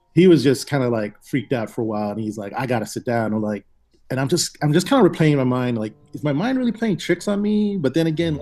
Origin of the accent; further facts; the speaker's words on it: Hawaii, United States; moved away; I'm originally from Hawaii, and you know, in Hawaii we have a lot of supernatural stories